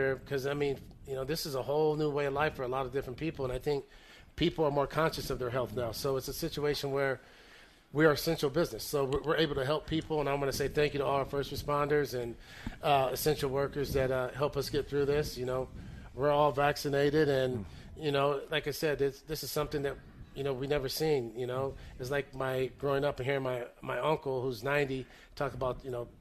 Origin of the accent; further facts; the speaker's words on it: Northern California, United States; we're both from Northern California